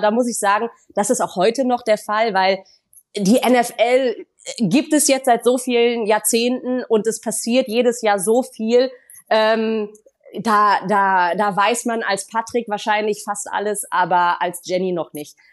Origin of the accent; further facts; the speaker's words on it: Düsseldorf, North Rhine-Westphalia, Germany; gebürtig kommen wir aus Düsseldorf